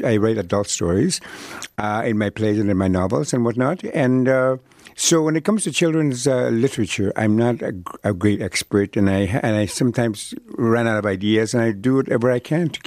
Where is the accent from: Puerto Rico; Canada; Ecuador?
Canada; first language Cree; English is a second language; I grew up in Cree and other native languages